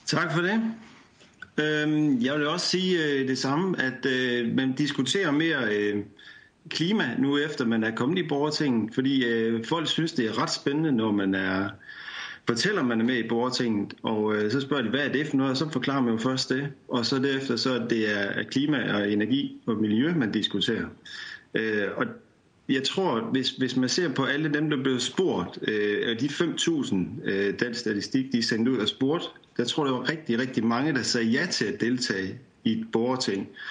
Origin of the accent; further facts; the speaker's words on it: East Jutland, Central Denmark Region, Denmark; jeg er fra Østjylland